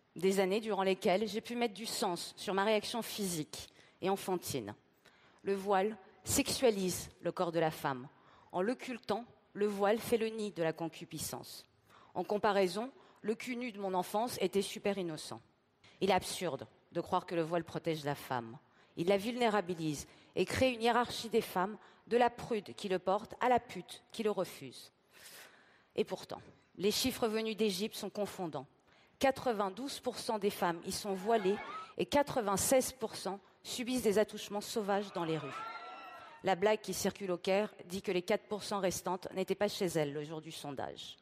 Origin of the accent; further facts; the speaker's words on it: Tehran, Tehran Province, Iran; moved away; Je suis née à Téhéran, avec la révolution islamique